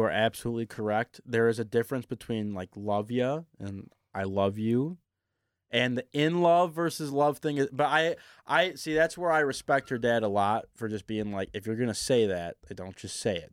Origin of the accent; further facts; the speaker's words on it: Novi, Michigan, United States; I'm from Novi, Michigan. I love where I grew up